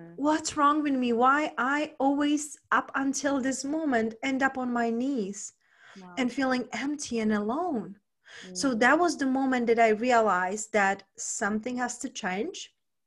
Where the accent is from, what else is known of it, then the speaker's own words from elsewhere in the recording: Czechia; moved away as an adult; also born or lived in London / Spain; now in United States; originally I was raised and born in Czech Republic. When I was 20, I moved to London